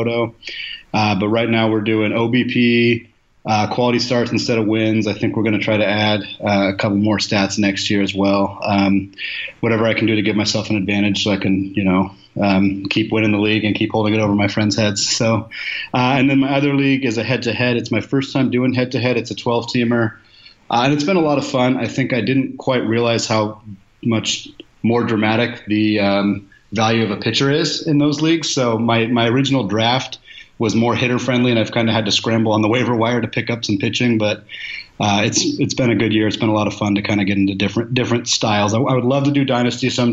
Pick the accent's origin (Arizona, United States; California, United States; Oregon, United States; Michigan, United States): Oregon, United States; Portland; moved away as an adult; also born or lived in Spokane, Washington; now in Seattle, United States; I'm originally from Portland, Oregon, so I grew up without a super close hometown team